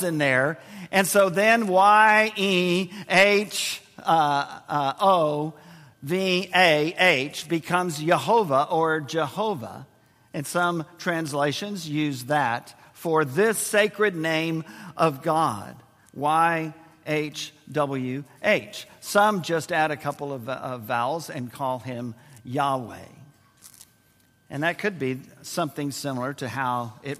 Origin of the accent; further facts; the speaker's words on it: San Antonio, Texas, United States; San Antonio, Texas, our my hometown